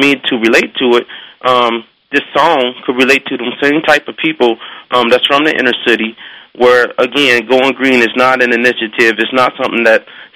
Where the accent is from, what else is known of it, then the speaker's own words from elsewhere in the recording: Cincinnati, Ohio, United States; I grew up in Cincinnati, Ohio, South Fairmount, Cincinnati, Ohio